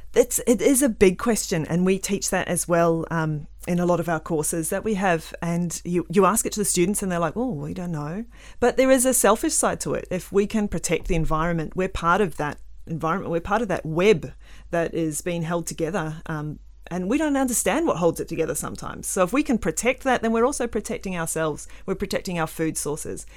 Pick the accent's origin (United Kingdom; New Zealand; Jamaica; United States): New Zealand; now in Western Australia, Australia; I grew up in New Zealand